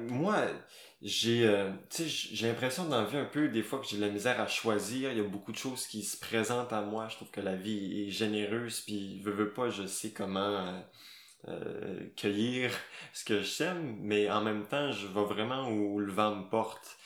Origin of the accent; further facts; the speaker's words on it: Gaspésie, Quebec, Canada; moved away as an adult; also born or lived in Saguenay; j'ai fait mon secondaire en Gaspésie